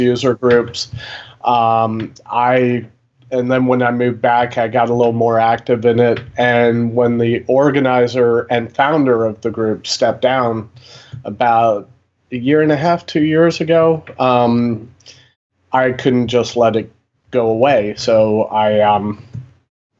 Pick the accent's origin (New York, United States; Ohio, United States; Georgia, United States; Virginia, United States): Virginia, United States; Northern; moved away as an adult; also born or lived in Nebraska; I grew up in Northern Virginia.